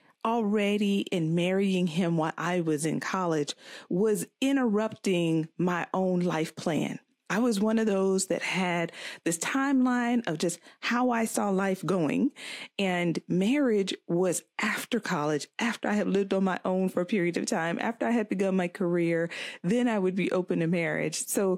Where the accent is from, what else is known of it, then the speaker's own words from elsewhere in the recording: Florida, United States; also born or lived in Virginia; I was born in Virginia. Back. Nah. I went to school and high school in Florida.